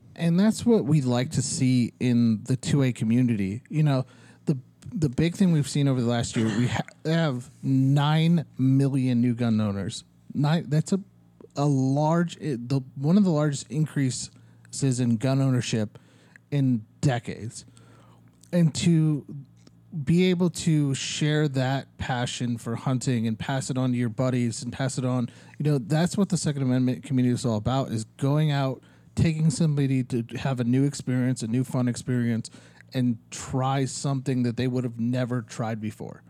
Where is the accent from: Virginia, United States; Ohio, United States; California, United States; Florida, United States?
Ohio, United States; now in Arizona, United States; I grew up in Ohio